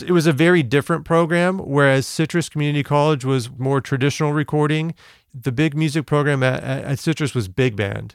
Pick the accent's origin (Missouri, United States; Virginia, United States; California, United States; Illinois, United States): California, United States; West Covina; I'm born and raised in West Covina, California